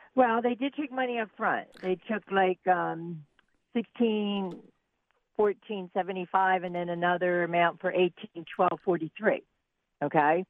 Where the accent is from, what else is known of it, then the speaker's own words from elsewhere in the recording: Ridley Township, Pennsylvania, United States; moved away as an adult; also born or lived in Colorado; I grew up in Ridley Township